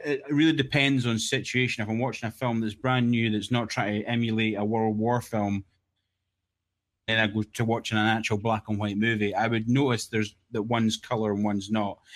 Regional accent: Scotland, United Kingdom; I'm the Scottish guy that no one will understand

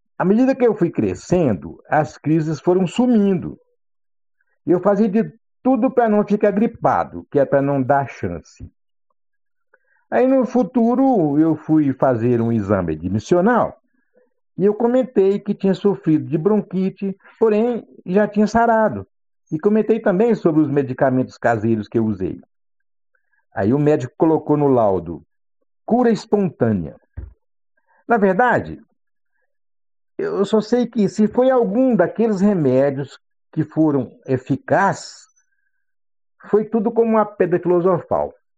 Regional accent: Boqueirão, near Santa Helena, Goiás, Brazil; meu pai saía lá do Buqueirão para me levar em Santa Helena para tomar injeção

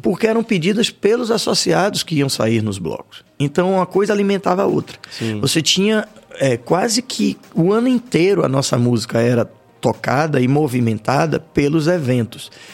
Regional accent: Salvador, Bahia, Brazil; como soteropolitanos

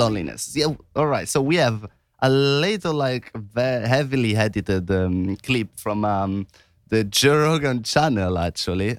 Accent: Italy; moved away; growing up in Italy

